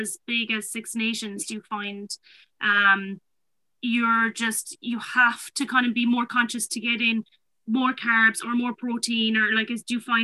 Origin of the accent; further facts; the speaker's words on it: Ireland; moved away as an adult; now in England; I'm Irish